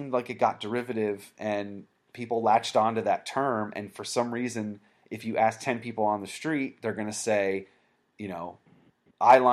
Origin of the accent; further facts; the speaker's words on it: Vermont, United States; I grew up in Vermont, and I had hardcore and punk shows to go